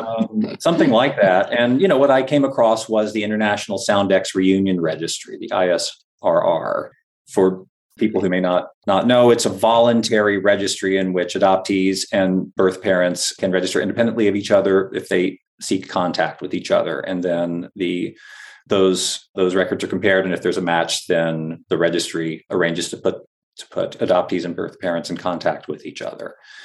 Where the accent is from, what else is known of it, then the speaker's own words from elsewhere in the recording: Florida, United States; moved away as an adult; now in Boston, United States; And so I grew up in Northwest Florida, went to college at Florida State University in North Florida, and then got married and moved up to the Boston area for graduate school.